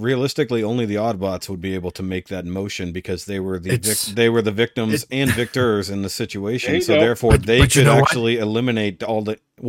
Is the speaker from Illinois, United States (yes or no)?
no; Texas, United States; As a Texan, I need to know.